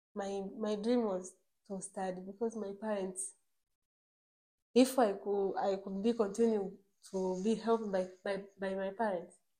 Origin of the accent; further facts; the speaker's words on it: Bukoba Rural District, Kagera, Tanzania; I come from Bukoba Village district